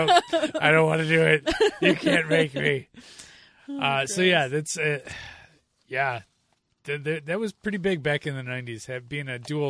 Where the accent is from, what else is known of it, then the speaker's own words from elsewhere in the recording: Chicago, Illinois, United States; we're from Chicago.